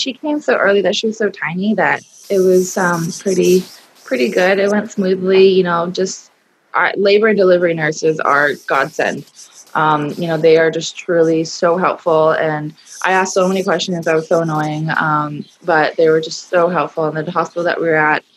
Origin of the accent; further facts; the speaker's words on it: Hawaii, United States; growing up in Hawaii, being raised there